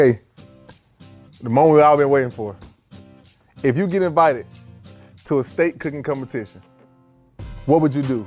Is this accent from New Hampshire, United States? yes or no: no; Georgia, United States; we're both from Georgia, we're both Georgia kids